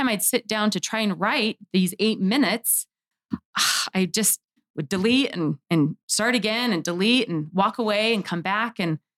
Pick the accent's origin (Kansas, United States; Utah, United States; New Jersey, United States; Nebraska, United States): Utah, United States; Sandy; also born or lived in Herriman, Utah; I grew up in Sandy, Utah, and am now in Harriman